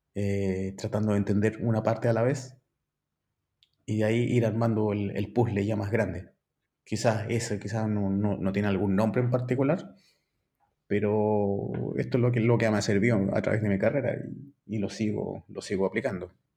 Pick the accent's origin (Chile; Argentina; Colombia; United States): Chile; Valparaíso; soy chileno, ¿ya? tengo 48 años. Soy originario de Valparaíso